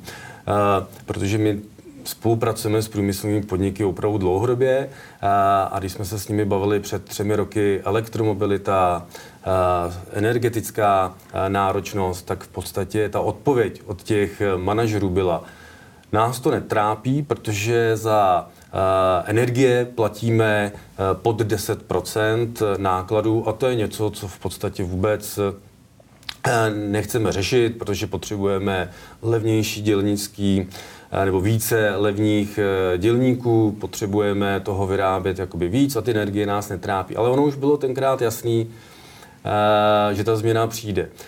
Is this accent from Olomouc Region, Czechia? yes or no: no; Kladno, Central Bohemian Region, Czechia; moved away; also born or lived in Plzeň; protože pocházím vlastně z Kladna, nebo chodil jsem do Kladna na průmku, tak a můj táta dělal celý život v kladenské poldovce